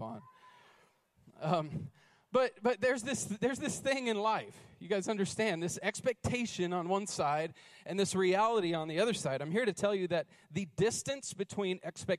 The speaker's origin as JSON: {"language": "English", "region": "North Carolina", "country": "United States", "moved": "yes", "lives_now": "Idaho, United States", "said": "I'm from North Carolina."}